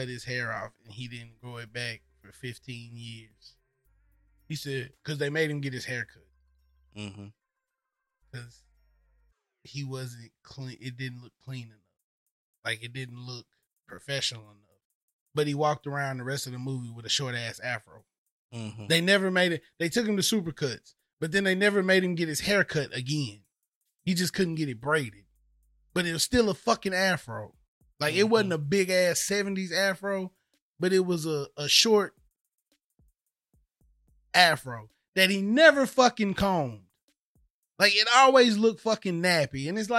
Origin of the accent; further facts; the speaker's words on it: the South, United States; I know what it feel like being from a racist town in the South.